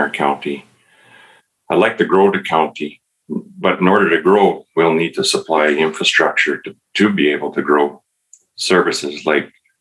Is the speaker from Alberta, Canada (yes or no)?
yes; Camrose, Alberta, Canada; I grew up in Camrose, and after graduating high school, I ended up with a job that summer